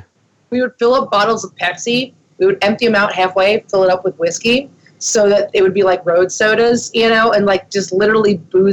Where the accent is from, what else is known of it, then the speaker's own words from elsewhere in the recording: Pennsylvania, United States; moved away as an adult; now in Nashville, United States; We grew up in Pennsylvania